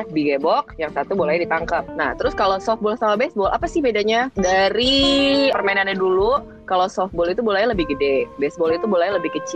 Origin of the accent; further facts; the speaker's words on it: South Tangerang, Banten, Indonesia; kalau gue kan dari Tangerang Selatan ya dan Banten